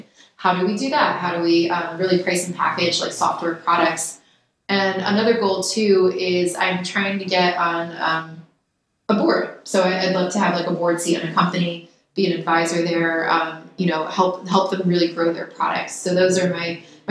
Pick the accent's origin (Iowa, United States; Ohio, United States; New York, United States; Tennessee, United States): New York, United States; I grew up around New York